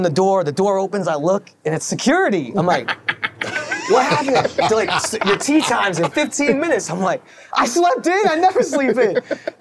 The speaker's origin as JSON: {"language": "English", "town": "New York City", "region": "New York", "country": "United States", "tie": "born or raised there", "said": "the course I grew up in, I didn't play much as a kid, this course, Diker Heights"}